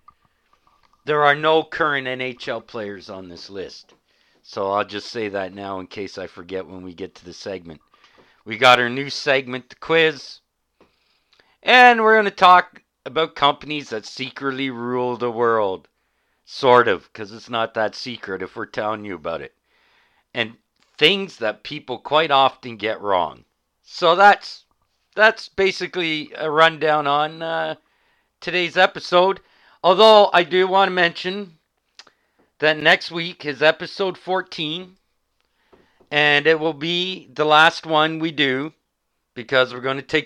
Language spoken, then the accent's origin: English; Canada; as a Canadian